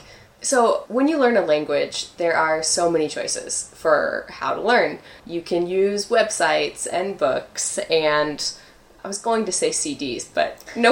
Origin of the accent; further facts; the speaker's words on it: United States; moved away as an adult; now in Chile; We're both from the United States